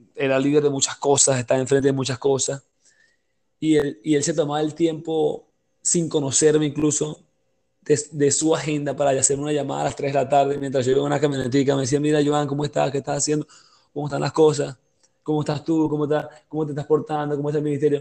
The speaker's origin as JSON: {"language": "Spanish", "country": "Venezuela", "said": "como venezolanos"}